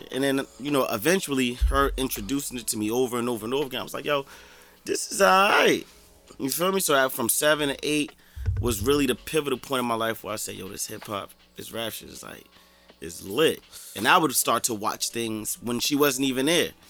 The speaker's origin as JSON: {"language": "English", "town": "Jersey City", "region": "New Jersey", "country": "United States", "tie": "born or raised there", "said": "just me growing up in Jersey City, like I'm from South Court."}